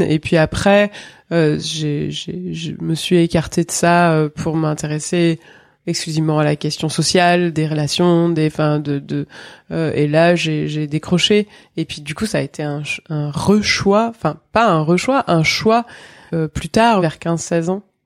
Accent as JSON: {"language": "French", "area": "Drôme", "region": "Auvergne-Rhône-Alpes", "country": "France", "tie": "born or raised there", "also_born_or_lived": "Marseille", "said": "Je suis née à Marseille euh, en 1978. J'ai grandi dans la Drôme."}